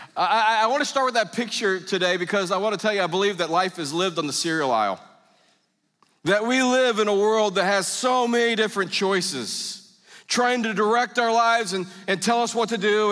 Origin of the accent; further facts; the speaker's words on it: United States; I'm an American.